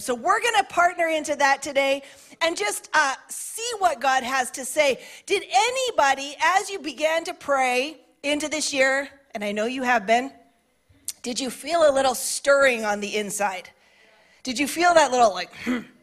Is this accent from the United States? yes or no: no; Canada; I identify as a Canadian, a middle aged woman